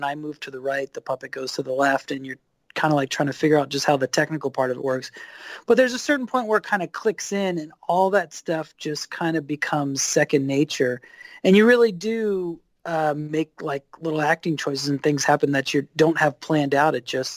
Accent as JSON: {"language": "English", "area": "East Coast", "region": "Maryland", "country": "United States", "tie": "born or raised there", "also_born_or_lived": "Philadelphia / New York", "moved": "as an adult", "said": "I grew up on the East Coast"}